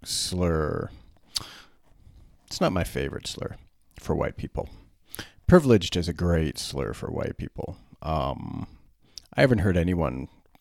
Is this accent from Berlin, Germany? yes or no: yes; Berlin, Germany; When I was 14, growing up in Berlin, I was a little fat kid, a little long-haired, red-headed fat kid.